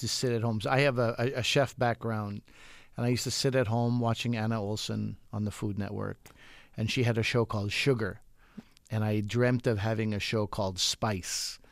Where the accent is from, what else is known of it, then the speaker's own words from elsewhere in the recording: Quebec, Canada; I'm from Quebec